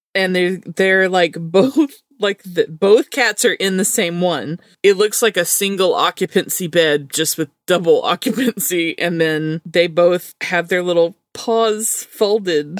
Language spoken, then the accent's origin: English; Alabama, United States; our accent